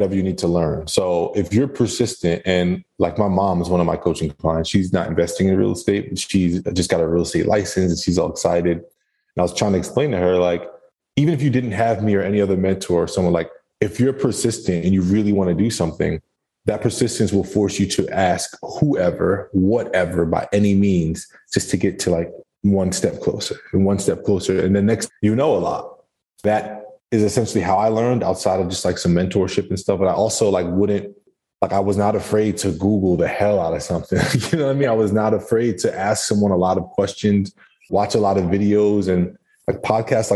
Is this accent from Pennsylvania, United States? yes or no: no; New Jersey, United States; moved away as an adult; now in Tampa, United States; I'm from New Jersey